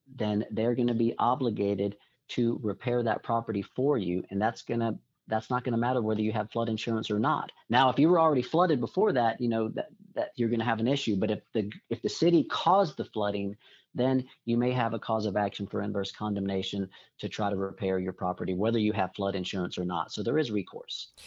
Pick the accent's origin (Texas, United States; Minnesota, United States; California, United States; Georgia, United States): Texas, United States; Corpus Christi; I grew up down in the Corpus Christi area